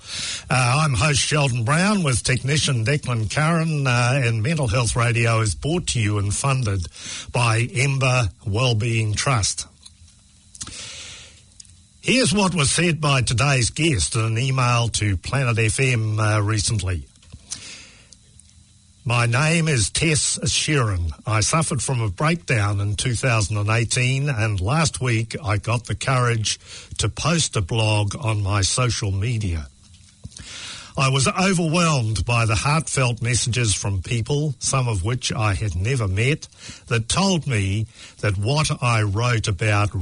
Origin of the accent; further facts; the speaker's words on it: Christchurch, Canterbury, New Zealand; I grew up on Scarborough Hill in Sumner